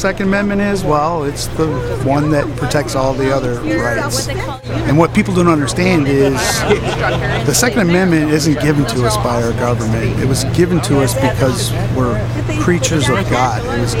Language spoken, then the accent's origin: English; Southern Maryland, United States; I'm from Southern Maryland.